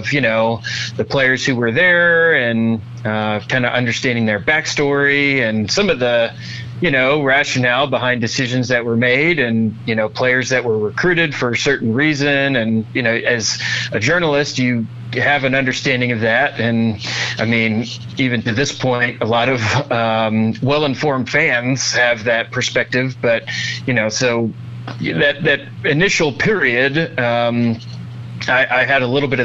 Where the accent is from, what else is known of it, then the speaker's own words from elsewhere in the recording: Kansas City, Missouri, United States; moved away as an adult; also born or lived in Columbia, Missouri; now in Washington, D.C., United States; I grew up in Kansas City